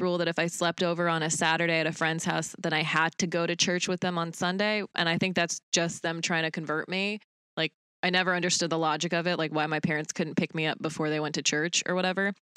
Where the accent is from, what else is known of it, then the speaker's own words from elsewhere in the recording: Utah, United States; a lot of Mormon kids from when I grew up in Utah